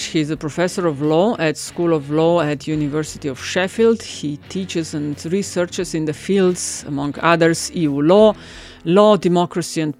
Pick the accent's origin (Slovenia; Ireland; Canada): Slovenia; and more recently, Slovenia as well we're all coming from Slovenia, that is giving worries to uh, a lot of people.